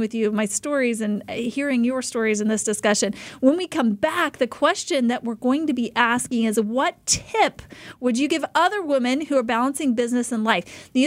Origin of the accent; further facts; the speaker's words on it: Idaho, United States; moved away as an adult; now in Arizona, United States; I was born and raised in Idaho